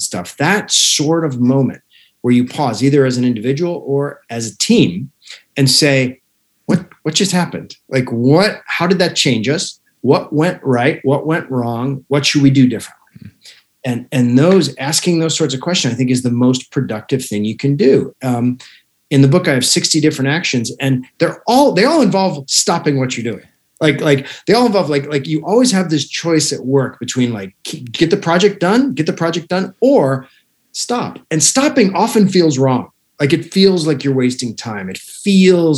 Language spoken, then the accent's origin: English; Alaska, United States; moved away; I was raised in Alaska